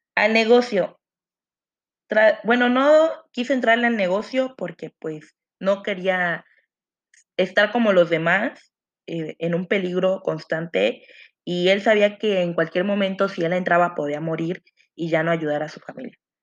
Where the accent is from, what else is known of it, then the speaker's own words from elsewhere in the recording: Mexico; nosotros los mexicanos